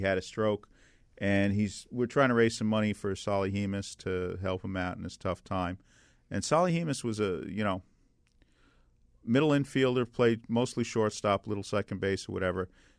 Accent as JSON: {"language": "English", "town": "New York City", "region": "New York", "country": "United States", "tie": "born or raised there", "said": "when I was growing up in Brooklyn back in the early 60s"}